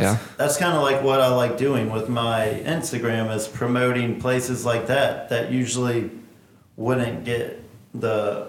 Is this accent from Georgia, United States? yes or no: yes; Augusta, Georgia, United States; Born and raised.